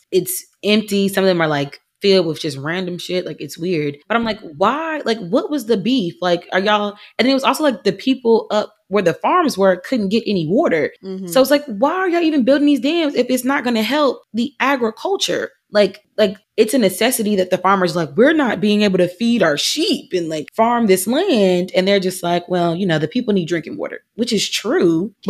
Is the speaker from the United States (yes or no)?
yes; Georgia, United States; born or raised there; now in California, United States